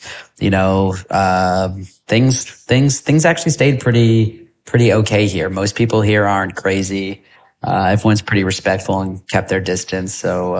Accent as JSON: {"language": "English", "town": "Buffalo", "region": "New York", "country": "United States", "tie": "born or raised there", "also_born_or_lived": "Hungary", "moved": "yes", "lives_now": "Puerto Rico", "said": "I think the great part of growing up in Buffalo was it gave me this drive to get out of Buffalo."}